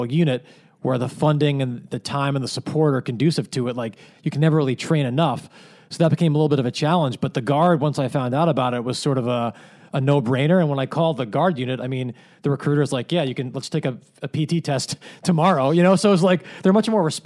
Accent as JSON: {"language": "English", "town": "Manhasset", "region": "New York", "country": "United States", "tie": "born or raised there", "said": "I grew up on Long Island"}